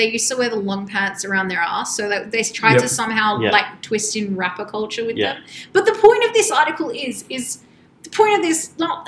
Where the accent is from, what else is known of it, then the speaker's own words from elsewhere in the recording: Sydney, New South Wales, Australia; growing up in the Inner West